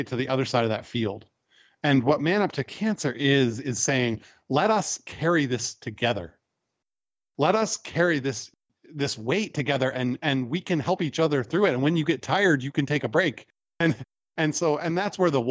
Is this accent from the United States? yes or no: yes; United States; as American men